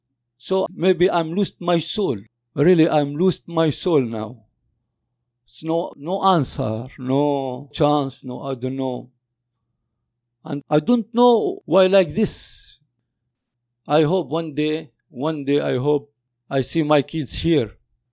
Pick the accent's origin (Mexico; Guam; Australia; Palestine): Palestine; moved away as an adult; now in Canada; I am from Palestine. I am father of 7 kids. I'm come here before almost 10 years. I'm coming here a refugee.